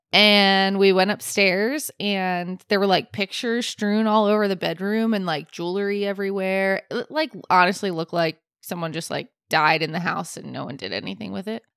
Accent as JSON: {"language": "English", "region": "Florida", "country": "United States", "said": "I am from Florida"}